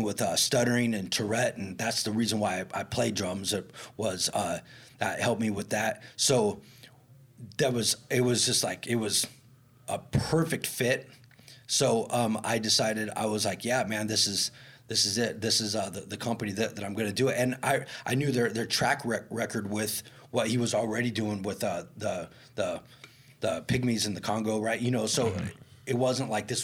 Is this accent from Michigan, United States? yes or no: no; Redding, California, United States; moved away; also born or lived in Seattle / New York City; my hometown, Redding, California